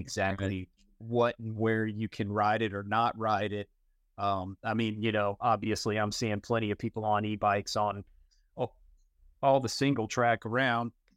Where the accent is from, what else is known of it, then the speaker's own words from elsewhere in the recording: North Carolina, United States; I grew up in Carolina